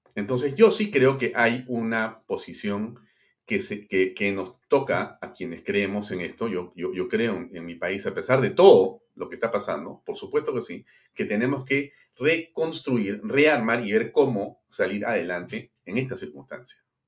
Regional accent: Peru; los que somos peruanos

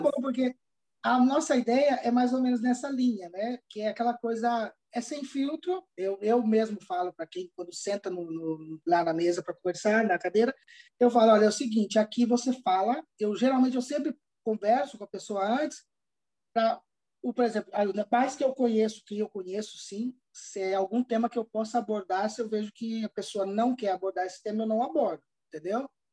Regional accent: Campo Grande, Mato Grosso do Sul, Brazil; moved away as an adult; also born or lived in Londrina, Paraná / Canary Islands; now in Palma de Mallorca, Spain; eu sou natural de Londrina, do Paraná, mas eu fui criado no Mato Grosso do Sul, especialmente em Campo Grande.

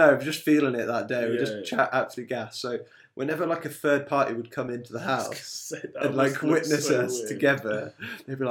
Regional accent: England, United Kingdom; we, as English people, don't really have much of an accent.

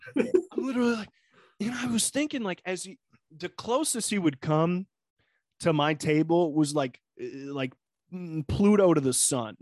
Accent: Northwest Ohio, United States; moved away; I'm from Northwest Ohio. Going home this week

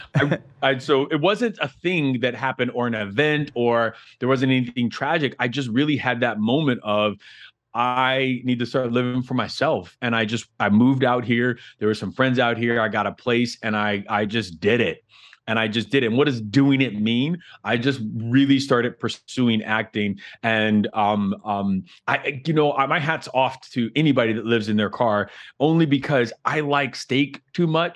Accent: Miami, Florida, United States; I'm from Miami. I'm from like Miami, Florida. I'm a Florida boy through and through.

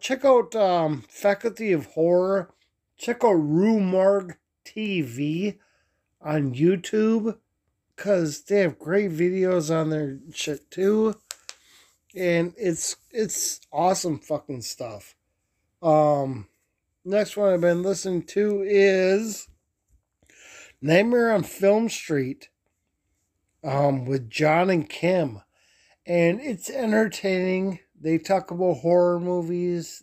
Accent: Minneapolis, Minnesota, United States; I grew up in South Minneapolis

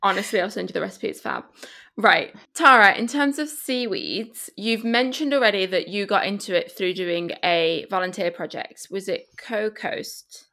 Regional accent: Spain; now in United Kingdom; I grew up in Spain

